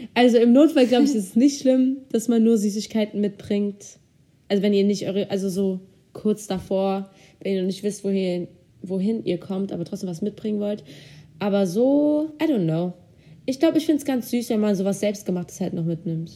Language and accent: German; Germany; also born or lived in Turkey; ich komme ja aus zwei Ländern theoretisch, ich bin ja Türkin und Deutsch, also ich lebe in Deutschland, ich bin Türkin